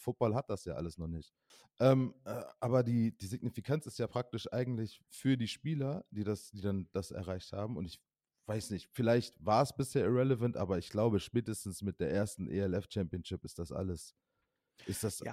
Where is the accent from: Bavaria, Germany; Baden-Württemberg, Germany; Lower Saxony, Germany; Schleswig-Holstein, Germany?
Lower Saxony, Germany; Osnabrück; now in Mainz, Germany; in meiner Heimatstadt Osnabrück